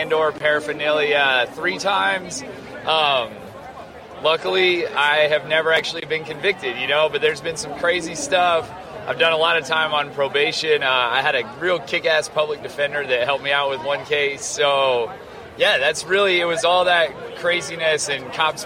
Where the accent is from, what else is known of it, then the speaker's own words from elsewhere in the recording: Farmington, New Mexico, United States; I'm from Farmington, New Mexico